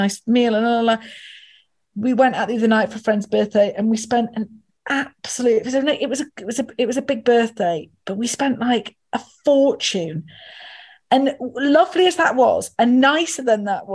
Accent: the north of England, United Kingdom; As a Northerner

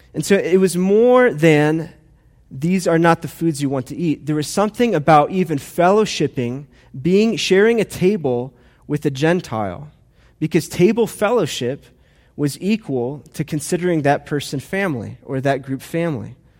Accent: United States; I love being an American

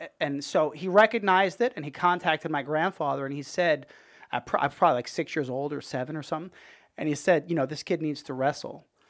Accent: Dix Hills, New York, United States; moved away as an adult; also born or lived in Brooklyn, New York; now in Tampa, United States; I was born in Brooklyn. I lived there till I was, like, five, and then, uh, moved out to Long Island, and I was there, uh, till I was eighteen

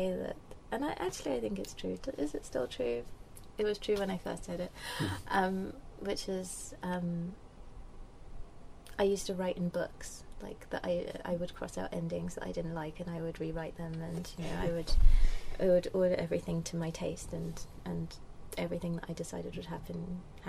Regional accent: London, United Kingdom; moved away as an adult; also born or lived in Cambridge / Europe; I grew up in Lewisham, Lewisham Borough, Deptford

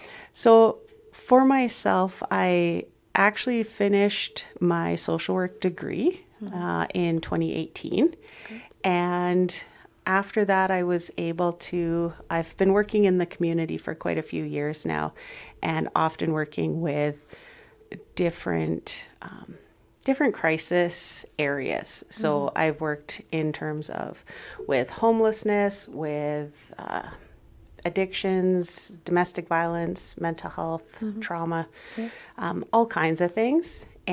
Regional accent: Vancouver, British Columbia, Canada; also born or lived in Saskatchewan; now in Brooks, Canada; No, I was born in Vancouver, and I lived there for a number of years, and then moved up to northern BC, and then moved to Saskatchewan, and then moved to Brooks.

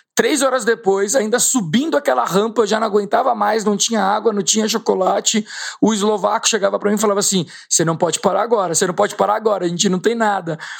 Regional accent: Brazil; eu como brasileiro

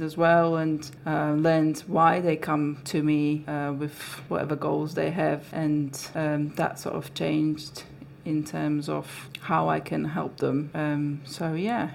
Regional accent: Slovakia; English is a second language; moved away as an adult; also born or lived in London; now in Lichfield, United Kingdom; I'm from Slovakia.

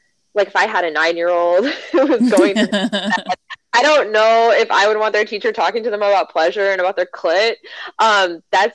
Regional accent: Chicago, Illinois, United States; moved away as an adult; now in Kentucky, United States; I live in Kentucky, because I'm from Chicago.

